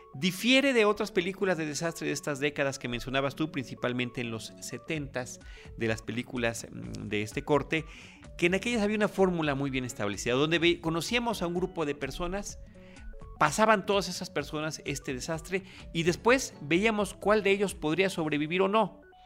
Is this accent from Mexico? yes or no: yes; Mexico